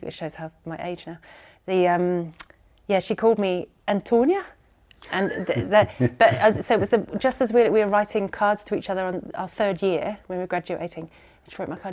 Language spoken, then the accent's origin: English; Horton, South West England, United Kingdom; moved away as an adult; also born or lived in Newcastle upon Tyne; now in New Zealand; formative years, it was Dorset in the middle of nowhere